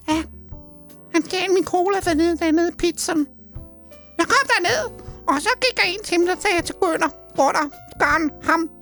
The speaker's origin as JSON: {"language": "Danish", "town": "Roskilde", "region": "Zealand", "country": "Denmark", "said": "Jeg er fra Roskilde"}